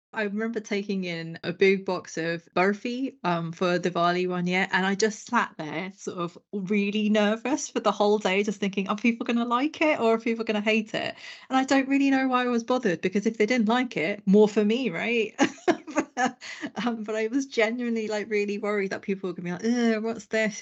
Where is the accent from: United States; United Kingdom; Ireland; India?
United Kingdom; London; I grew up in London.